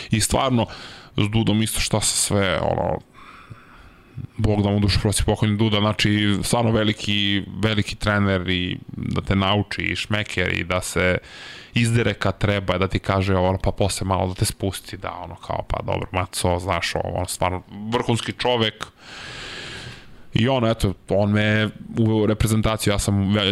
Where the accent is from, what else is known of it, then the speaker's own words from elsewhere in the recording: Serbia; Ali u nekim trenucima vidio sam neki ono kao Srbin, znaš, kao šta će on ovde